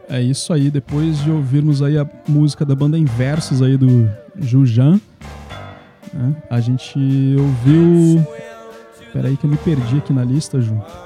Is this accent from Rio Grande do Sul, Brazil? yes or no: yes; Rio Grande do Sul, Brazil; moved away; Eu sou gaúcho